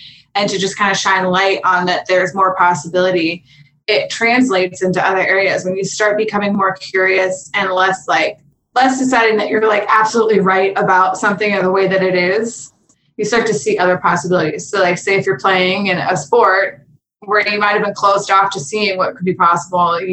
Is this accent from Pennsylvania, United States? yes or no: yes; Pittsburgh, Pennsylvania, United States; now in Los Angeles, United States; I grew up in Pittsburgh, Pennsylvania.